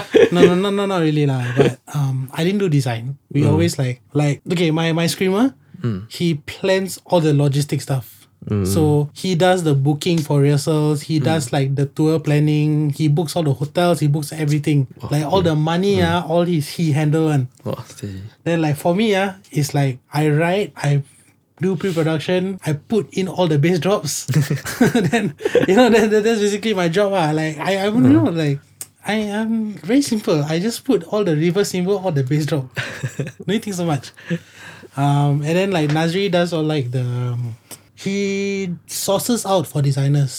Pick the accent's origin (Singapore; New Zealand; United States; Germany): Singapore; we are a band from Singapore